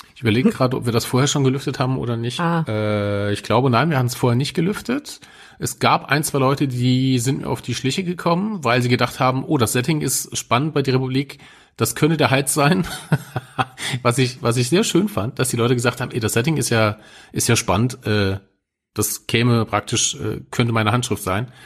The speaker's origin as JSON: {"language": "German", "country": "Germany", "said": "als Deutscher"}